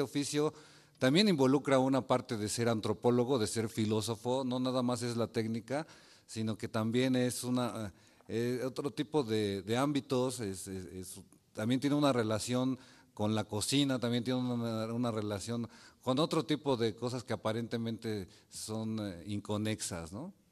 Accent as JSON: {"language": "Spanish", "region": "Mexico City", "country": "Mexico", "tie": "born or raised there", "moved": "as an adult", "said": "yo soy originario de la Ciudad de México"}